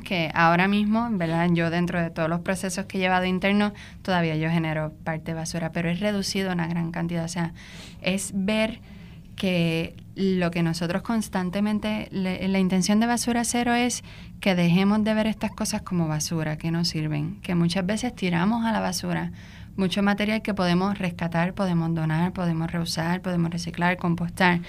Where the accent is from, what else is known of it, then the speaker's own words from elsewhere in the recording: Arecibo, Puerto Rico; yo eh, soy de Arecibo.